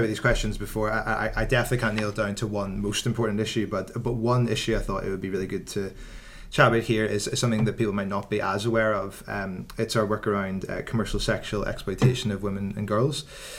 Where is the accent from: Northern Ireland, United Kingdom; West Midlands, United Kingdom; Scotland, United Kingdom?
Northern Ireland, United Kingdom; Yes, I am.